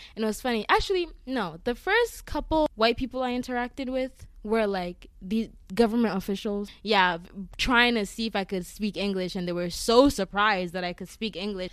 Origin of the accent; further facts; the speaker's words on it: Eastern Region, Ghana; now in Massachusetts, United States; I'm from the eastern region of Ghana.